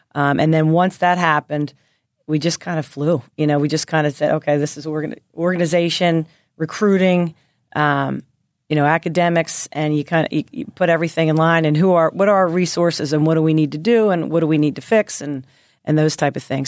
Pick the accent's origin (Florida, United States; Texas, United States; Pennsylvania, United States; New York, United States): Pennsylvania, United States; Philadelphia; moved away as an adult; also born or lived in Nashville, Tennessee; growing up in Philly